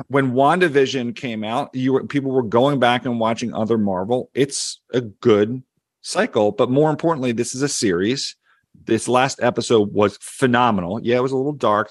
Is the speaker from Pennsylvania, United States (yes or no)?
yes; Philadelphia, Pennsylvania, United States; accent: Philly; my Philly accent